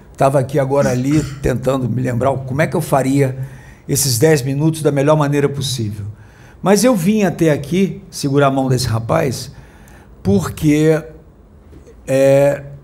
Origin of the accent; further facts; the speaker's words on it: Rio de Janeiro, Brazil; eu sou ex-jornalista atual músico. É de qual estado? Sou aqui do Rio de Janeiro, moro no bairro de Copacabana.